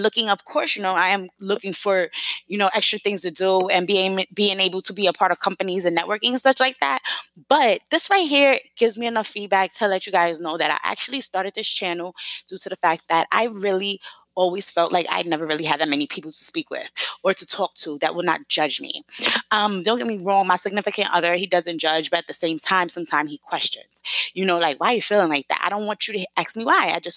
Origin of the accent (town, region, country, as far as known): New York, United States; moved away as an adult; now in South Carolina, United States